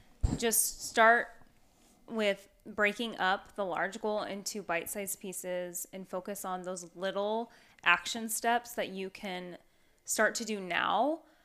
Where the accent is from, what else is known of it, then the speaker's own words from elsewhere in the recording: Pacific Northwest, United States; but I'm from the Northwest.